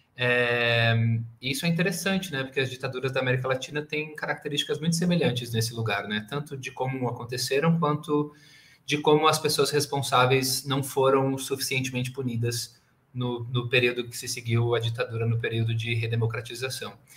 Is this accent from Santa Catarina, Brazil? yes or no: no; Porto Alegre, Rio Grande do Sul, Brazil; moved away as an adult; now in São Paulo, Brazil; vim de Porto Alegre, eu não sou daqui de São Paulo, hoje eu moro em São Paulo